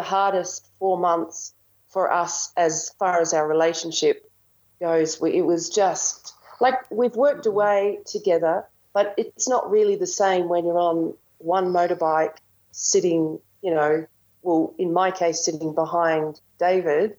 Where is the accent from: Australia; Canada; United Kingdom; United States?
Australia; Melbourne, Victoria; I'm from Melbourne, Victoria in Australia